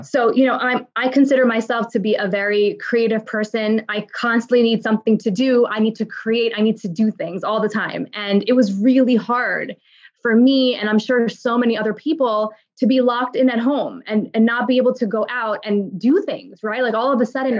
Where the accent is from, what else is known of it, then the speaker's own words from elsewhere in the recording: New York, United States; I'm a daughter of immigrants, and I was born and raised in New York